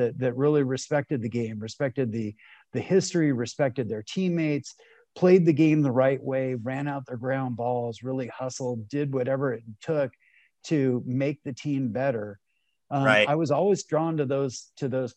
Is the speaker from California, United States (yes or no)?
yes; Los Angeles, California, United States; I grew up here in Los Angeles